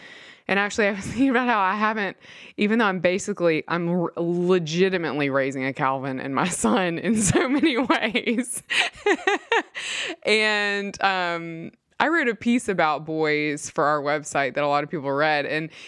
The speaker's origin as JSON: {"language": "English", "region": "Mississippi", "country": "United States", "tie": "born or raised there", "said": "He was very devoted to the church that I grew up in Mississippi."}